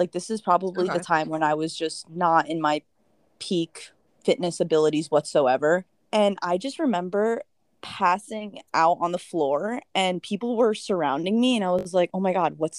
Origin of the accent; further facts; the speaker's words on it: Briarcliff Manor, New York, United States; I grew up in Westchester, an hour from the city, and I grew up pretty much in the smallest town ever